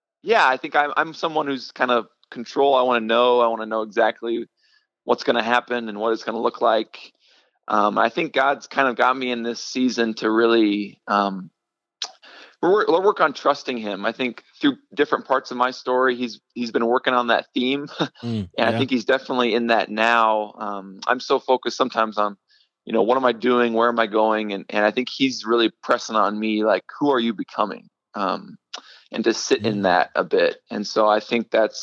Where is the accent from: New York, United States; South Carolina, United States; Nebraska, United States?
Nebraska, United States; Omaha; moved away as an adult; now in Denver, United States; I grew up in Nebraska